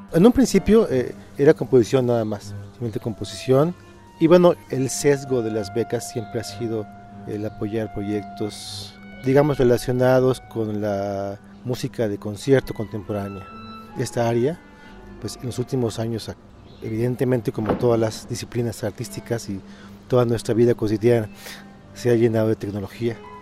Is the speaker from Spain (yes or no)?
no; Mérida, Yucatán, Mexico; moved away as an adult; also born or lived in Mexico City / Morelia; Yo soy de Mérida, nací en Mérida, me formé profesionalmente en, la UNAM